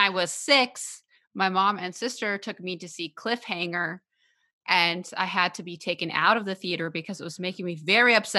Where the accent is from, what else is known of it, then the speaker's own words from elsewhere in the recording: Dallas, Texas, United States; now in Los Angeles, United States; I'm from Dallas as well.